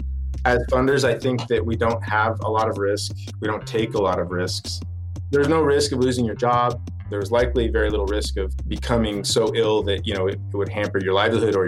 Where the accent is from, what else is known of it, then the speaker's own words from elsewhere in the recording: Wyoming, United States; I grew up in Wyoming, which is a state in the Rocky Mountains of the U.S.